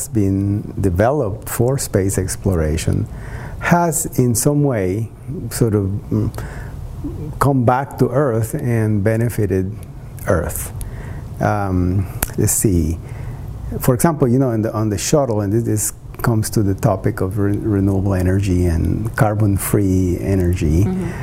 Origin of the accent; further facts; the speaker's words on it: Costa Rica; moved away; in Costa Rica, my home country